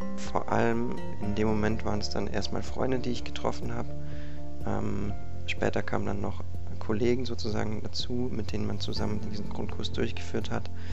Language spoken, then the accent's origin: German; Konstanz, Baden-Württemberg, Germany; ich komme aus Konstanz und bin 20 Jahre alt